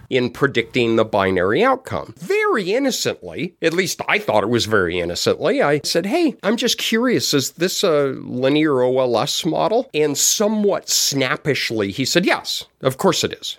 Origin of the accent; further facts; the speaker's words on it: Denver, Colorado, United States; I was born and raised in Denver